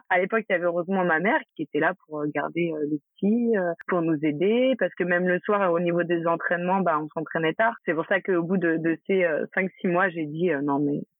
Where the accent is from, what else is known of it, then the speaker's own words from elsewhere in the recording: France; now in Spain; en Espagne euh, euh en tant que Français on est obligé d'avoir euh, une carte verte